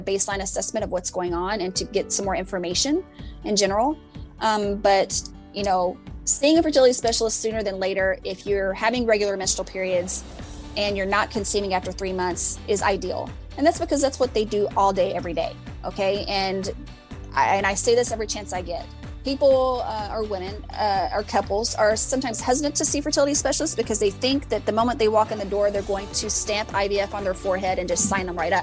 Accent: Louisville, Kentucky, United States; now in Galveston, United States; I am originally from Louisville, Kentucky.

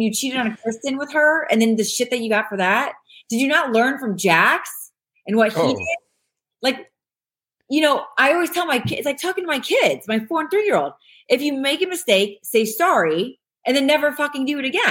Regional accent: Ohio, United States; now in Los Angeles, United States; I'm from Ohio. I live in LA, but I'm from Ohio.

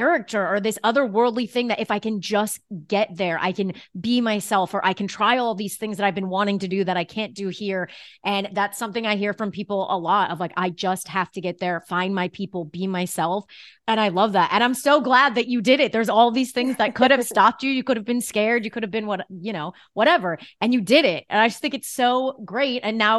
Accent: New York City, New York, United States; I have to bring everything back to being a New Yorker

